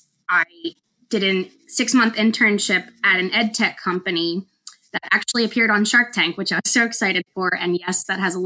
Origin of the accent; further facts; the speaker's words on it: Pennsylvania, United States; moved away as an adult; also born or lived in North Carolina; I'm originally from Pennsylvania